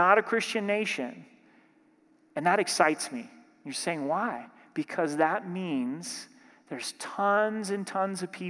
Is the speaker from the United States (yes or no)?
yes; Southern Oregon, United States; My home church that I grew up in Southern Oregon